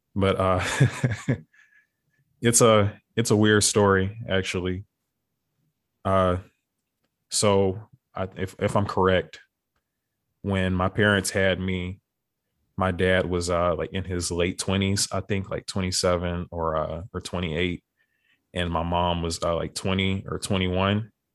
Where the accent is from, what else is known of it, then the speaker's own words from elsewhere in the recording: Beaumont, Texas, United States; also born or lived in Houston; we ended up moving back home to Beaumont, which, which is my hometown in Texas.